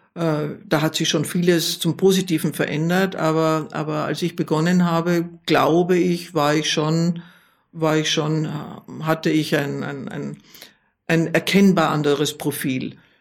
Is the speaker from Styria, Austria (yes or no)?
no; Vienna, Austria; jetzt spreche ich als Wienerin